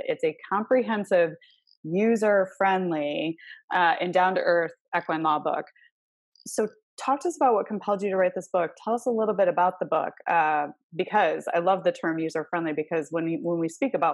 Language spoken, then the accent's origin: English; Clarkston, Michigan, United States; now in Arizona, United States; I'm from Michigan, so we have that in common. I'm from Clarkston